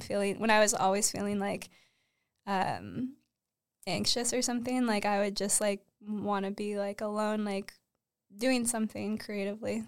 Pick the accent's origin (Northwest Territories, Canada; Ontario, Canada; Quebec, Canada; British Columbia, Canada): Ontario, Canada; Uxbridge; also born or lived in Toronto; I grew up in Uxbridge